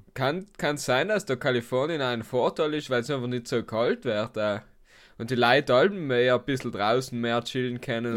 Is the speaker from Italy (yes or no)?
yes; South Tyrol, Trentino-Alto Adige, Italy; also born or lived in Basque Country; als Südtiroler